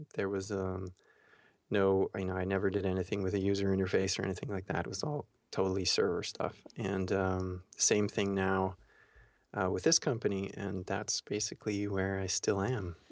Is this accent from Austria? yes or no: yes; Austria; moved away as an adult; also born or lived in Florida, United States; went from Austria to Florida